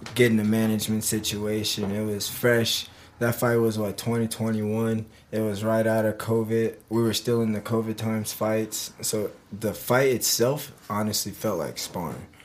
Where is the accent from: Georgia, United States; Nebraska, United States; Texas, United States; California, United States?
Nebraska, United States; Omaha; moved away as an adult; I'm from Omaha, Nebraska.